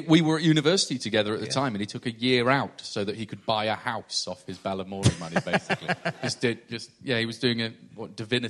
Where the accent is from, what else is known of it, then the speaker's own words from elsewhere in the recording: York, Yorkshire and the Humber, United Kingdom; I'm from York.